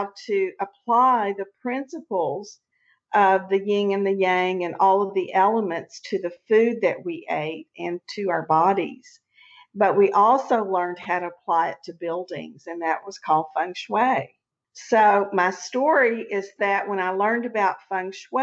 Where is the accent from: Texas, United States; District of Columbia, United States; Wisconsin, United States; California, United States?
Texas, United States; also born or lived in Houston; I'm a Texan. I've never lived anywhere but Texas.